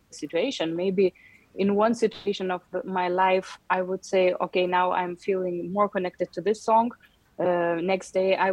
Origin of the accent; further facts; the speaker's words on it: Yerevan, Armenia; uh, all my most beautiful memories of the childhood was Yerevan, and um, and also I still have many brothers and and sisters here